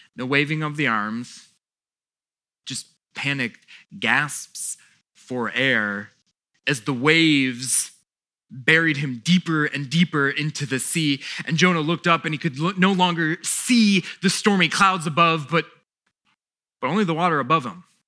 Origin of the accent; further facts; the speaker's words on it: South Florida, United States; now in Fredericksburg, United States; we grew up in South Florida